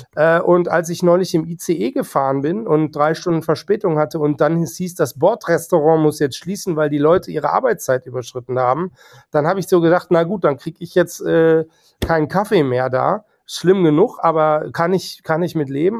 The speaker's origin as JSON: {"language": "German", "region": "North Rhine-Westphalia", "country": "Germany", "moved": "yes", "lives_now": "Hamburg, Germany", "said": "auch ich komme aus NRW"}